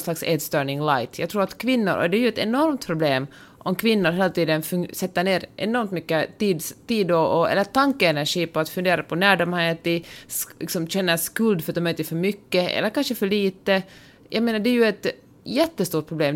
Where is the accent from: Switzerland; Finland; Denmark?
Finland